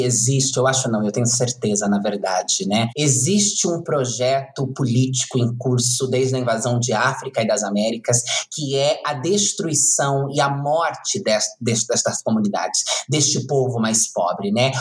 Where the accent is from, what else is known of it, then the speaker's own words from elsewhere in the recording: Itu, São Paulo, Brazil; no bairro onde eu cresci, na periferia de Itu